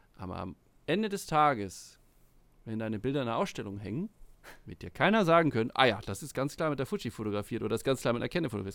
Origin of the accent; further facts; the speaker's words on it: Sylt, Schleswig-Holstein, Germany; ich bin auf der Insel aufgewachsen, auf Sylt